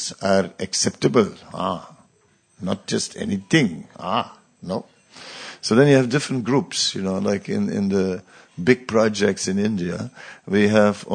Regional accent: Netherlands; I grew up on the beach, you know, I'm from the Netherlands beach

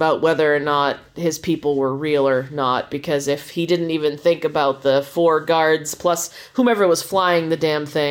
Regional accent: United States; I'm American

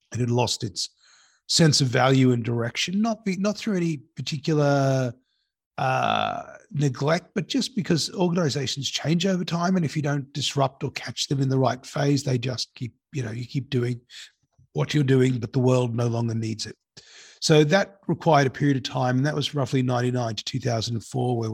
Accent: Sydney, New South Wales, Australia; also born or lived in Cape Town, South Africa; I went to school in Sydney

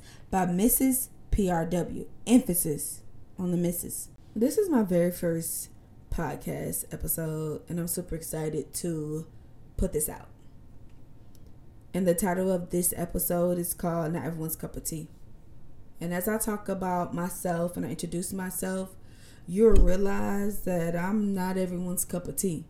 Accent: Benton Harbor, Michigan, United States; also born or lived in Chicago, Illinois / Kalamazoo, Michigan; I was raised in Benton Harbor, Michigan.

